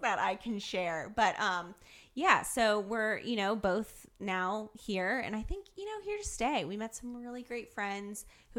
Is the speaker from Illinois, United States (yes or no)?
no; Columbus, Ohio, United States; moved away as an adult; now in Northern Kentucky, United States; I'm from Columbus, Ohio, actually, originally. So obviously, first 18 years of my life, grew up